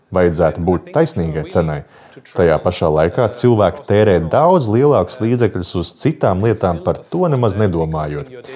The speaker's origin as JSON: {"language": "Latvian", "country": "Germany", "said": "Es esmu vācietis"}